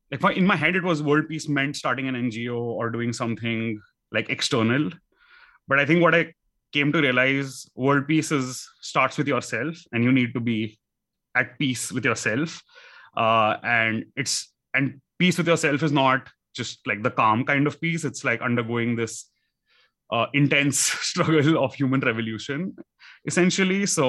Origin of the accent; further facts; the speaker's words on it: India; growing up in India, that you are living in a concrete house